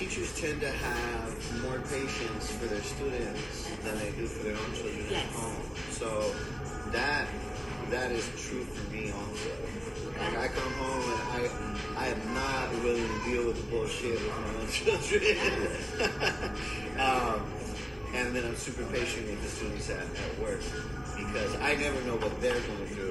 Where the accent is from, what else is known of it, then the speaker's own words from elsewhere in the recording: San Diego, California, United States; now in Chula Vista, United States; I am from New San Diego, nice people call it City Heights, right there across the street from Wilson Junior High